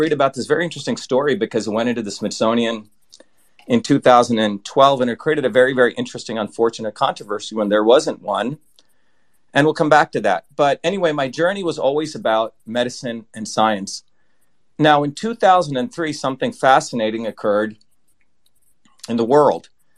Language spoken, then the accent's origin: English; India; now in United States; I grew up originally in India